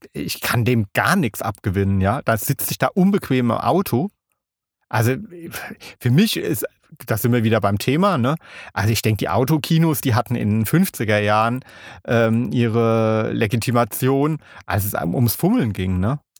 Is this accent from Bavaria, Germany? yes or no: no; Kaiserslautern, Rhineland-Palatinate, Germany; ich bin ja in Kaiserslautern aufgewachsen